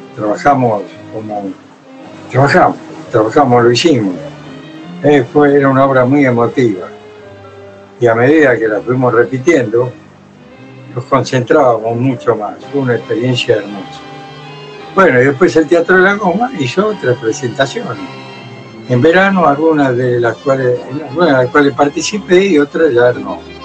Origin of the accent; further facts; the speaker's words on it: Buenos Aires, Argentina; also born or lived in Italy; los problemas que me llevé de Buenos Aires llegaron a Europa y volvieron a Buenos Aires, y todos esos problemas los tuve que resolver aquí, en mi país, en mi, ciudad